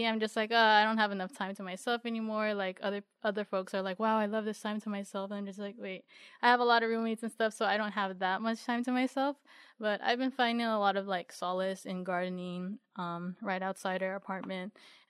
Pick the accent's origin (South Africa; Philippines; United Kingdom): Philippines; moved away; Yeah, like when I came from the Philippines, I was just like, yeah, I don't know when I'm going to see y'all again.